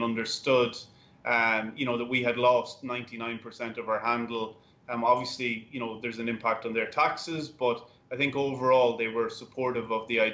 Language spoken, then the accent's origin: English; Ireland; now in United States; I'm Irish.